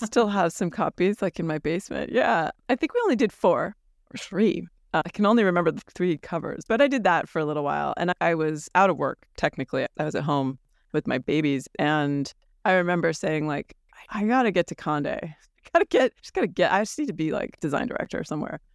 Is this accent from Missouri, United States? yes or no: no; New York, United States; growing up in New York